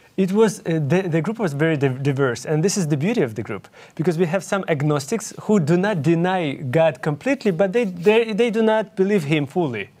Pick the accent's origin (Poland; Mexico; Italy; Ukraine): Ukraine; English is a second language; moved away; I'm originally from Ukraine, and that's why you can hear my accent.